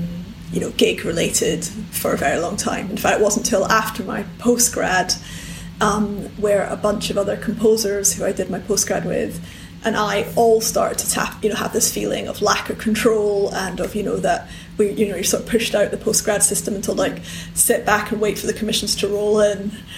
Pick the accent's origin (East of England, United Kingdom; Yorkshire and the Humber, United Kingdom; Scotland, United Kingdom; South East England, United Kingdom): Scotland, United Kingdom; Edinburgh; In Edinburgh.